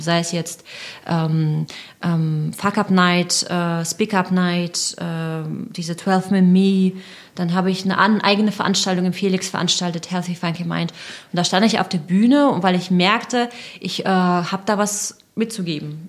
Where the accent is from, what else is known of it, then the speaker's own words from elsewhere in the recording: Russia; moved away; also born or lived in Leipzig, Germany; ich bin Russin